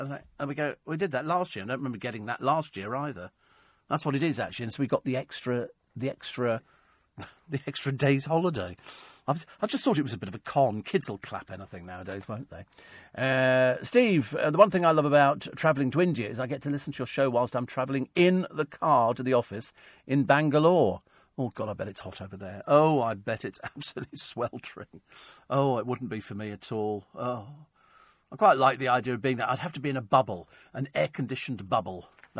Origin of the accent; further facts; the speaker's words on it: Egypt; also born or lived in Hong Kong; I grew up in hot countries. I grew up in Egypt. I grew up in Hong Kong. It wouldn't have been any hotter.